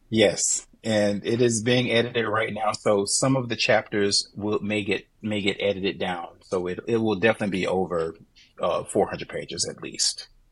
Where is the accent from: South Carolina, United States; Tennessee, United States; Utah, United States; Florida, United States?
Florida, United States; Jacksonville; moved away as an adult; now in New Hampshire, United States; my base is right there in my hometown, yeah. Jacksonville